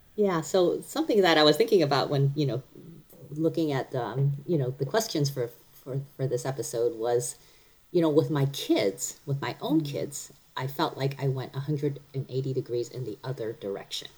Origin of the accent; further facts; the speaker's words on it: Cleveland, Ohio, United States; also born or lived in Taiwan; now in Frederick, United States; I mostly grew up in Cleveland